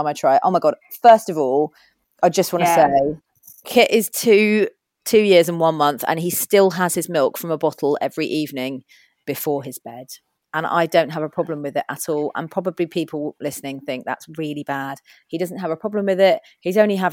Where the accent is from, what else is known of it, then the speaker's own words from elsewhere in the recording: Kent, South East England, United Kingdom; also born or lived in Kenya / London; I spent the first 8 years on and off in Kenya, and where my dad was doing a lot of work. Then we moved back to the UK. I was brought up in Kent.